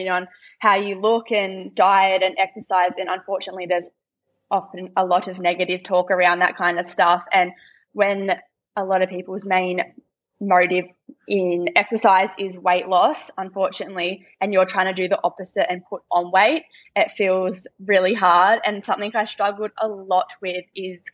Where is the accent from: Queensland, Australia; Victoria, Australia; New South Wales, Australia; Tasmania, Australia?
Victoria, Australia; Warragul; where I used to live, in my hometown